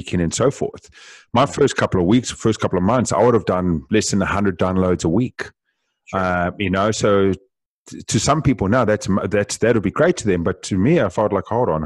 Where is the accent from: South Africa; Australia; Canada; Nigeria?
South Africa; Being South African, we speak very fast as well